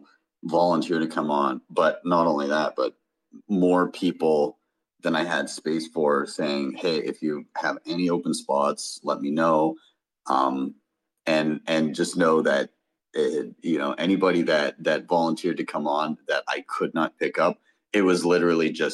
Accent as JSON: {"language": "English", "country": "Canada", "said": "I'm Canadian"}